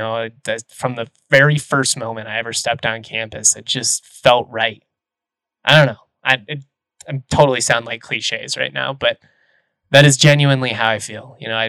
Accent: Lakewood, Colorado, United States; growing up in Lakewood

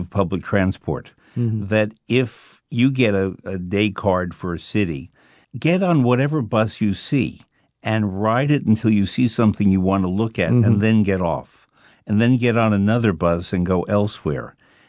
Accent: New York, United States; he had recently been to my hometown of New York

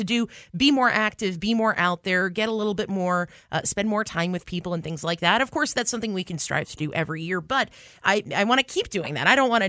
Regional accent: New York, United States; now in Lynden, United States; I'm from New York.

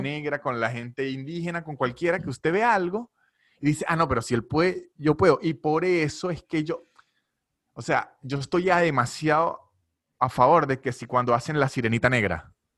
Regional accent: Venezuela; now in Buenos Aires, Argentina; el caso venezolano, que es el que puedo hablar porque es el de nosotros

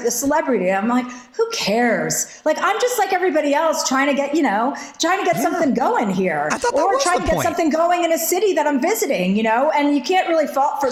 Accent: New Jersey, United States; I'm from New Jersey

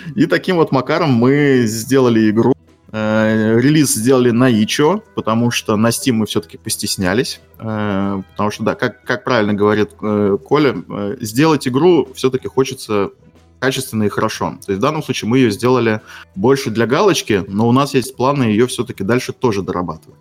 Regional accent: Estonia; я из Эстонии

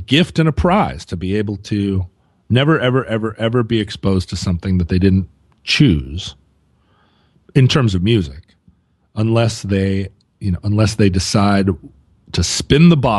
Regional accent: San Francisco, California, United States; Growing up in San Francisco, … was just everywhere.

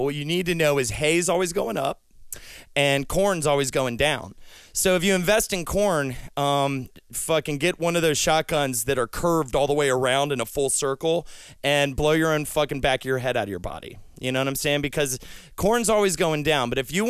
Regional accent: the South, United States; All my listeners out there know that I come from the South, but it's kind of like they don't know where in the South.

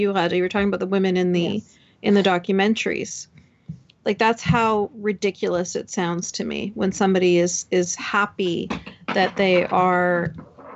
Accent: Canada; I grew up in Canada

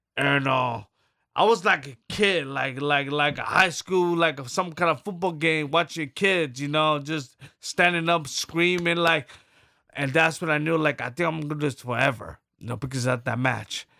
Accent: New York City, New York, United States; I'm from Brooklyn, New York City, from the poor

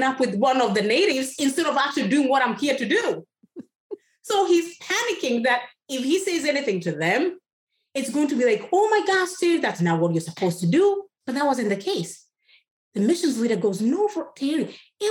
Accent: Kenya; first language Kikuyu; English is a second language; moved away; Kikuyu, is my tribal language. English is my third language. So we have Kikuyu, Swahili, and then you have English

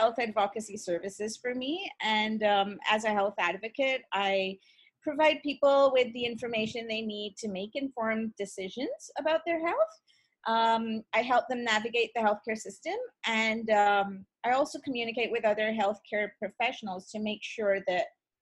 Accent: India; moved away as an adult; also born or lived in Russia / England; now in Ontario, Canada; I was born and brought up in India

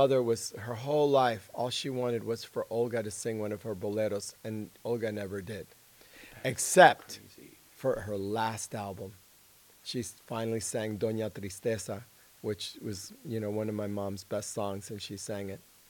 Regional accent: United States; first language Spanish; English is a second language; even though I was born in the United States, you know, I just grew up in the Cuban exile community. Mm-hmm. So everyone just spoke Spanish. So when I went to first grade, I started learning English.

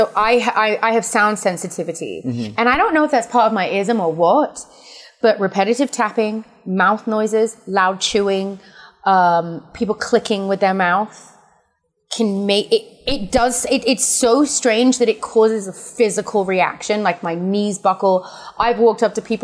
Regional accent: England, United Kingdom; We're both English

